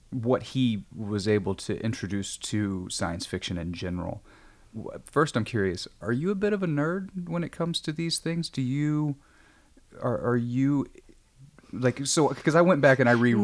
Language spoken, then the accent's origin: English; Midwest, United States; now in Los Angeles, United States; I'm from the Midwest